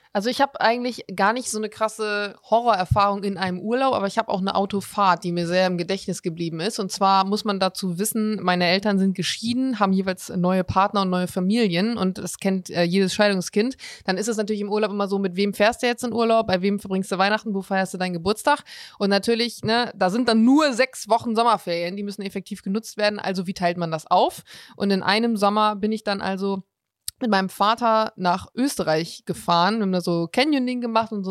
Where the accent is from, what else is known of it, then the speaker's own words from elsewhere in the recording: Bremen, Germany; Ich komme tatsächlich aus Bremen.